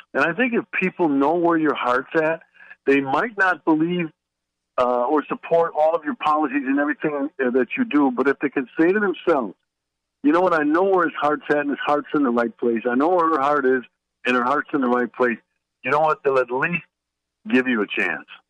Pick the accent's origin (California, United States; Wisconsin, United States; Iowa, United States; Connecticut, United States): Wisconsin, United States; Milwaukee; moved away as an adult; now in Washington, D.C., United States; I was born and raised in Milwaukee, Wisconsin